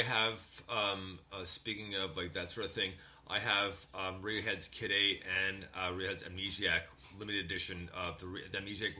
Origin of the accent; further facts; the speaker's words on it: Montreal, Quebec, Canada; my grandparents used to live in Port Credit, Mississauga, and we used to visit them quite often because we grew up in Montreal.